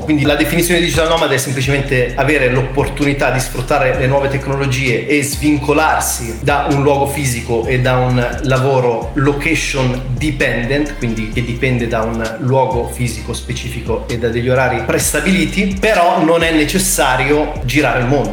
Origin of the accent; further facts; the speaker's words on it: Italy; siamo cresciuti in Italia